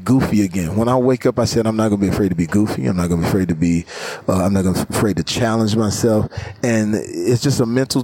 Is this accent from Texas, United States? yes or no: yes; Terrell, Texas, United States; moved away; Terrell, Texas. Never left that. Never forget that I'm from